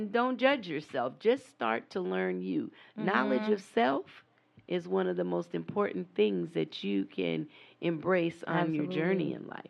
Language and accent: English; San Diego, California, United States; also born or lived in Houston; There you go. You know, and then I was raised in San Diego, so we had all kind of seafood, you know